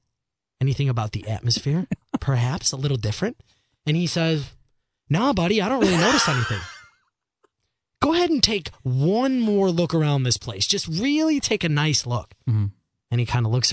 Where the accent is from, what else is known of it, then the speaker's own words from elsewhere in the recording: Chicago, Illinois, United States; I'm from Chicago